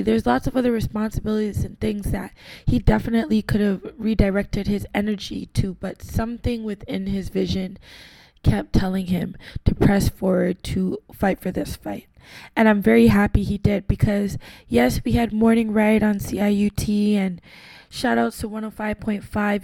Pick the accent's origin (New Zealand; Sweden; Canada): Canada; Toronto, Ontario; as a young black lady growing up, born and raised in Toronto from Caribbean descent